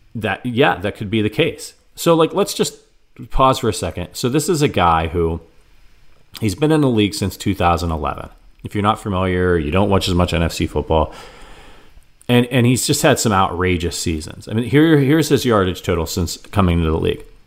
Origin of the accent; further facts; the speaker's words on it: Northeast Ohio, United States; I'm from Northeast Ohio.